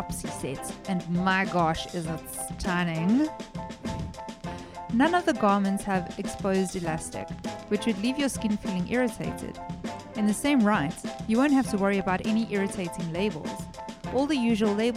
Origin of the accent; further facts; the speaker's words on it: South Africa; I am South African